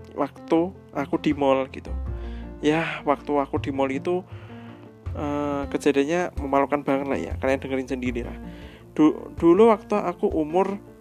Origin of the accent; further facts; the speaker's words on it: Surakarta, Central Java, Indonesia; Kotaku Eh, B T W Kota Kuning di Solo